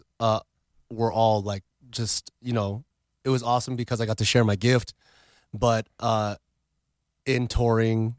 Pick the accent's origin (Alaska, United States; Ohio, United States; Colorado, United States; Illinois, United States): Alaska, United States; moved away as an adult; also born or lived in New York; I live in Alaska, so I'm like super isolated